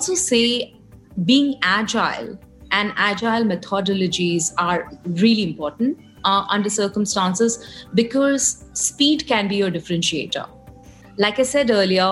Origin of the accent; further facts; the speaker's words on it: Kolkata, West Bengal, India; And I grew up in Calcutta